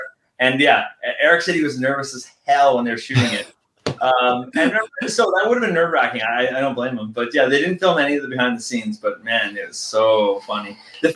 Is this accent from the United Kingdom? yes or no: no; Canada; we're Canadian